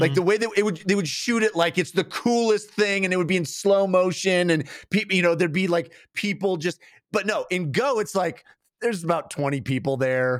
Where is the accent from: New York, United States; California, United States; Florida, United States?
California, United States; Bay Area; growing up in the Bay Area